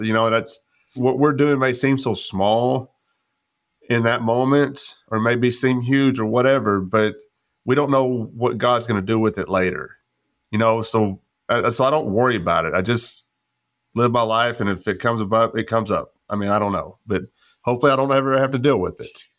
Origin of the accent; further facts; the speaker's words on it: West Texas, United States; growing up in West Texas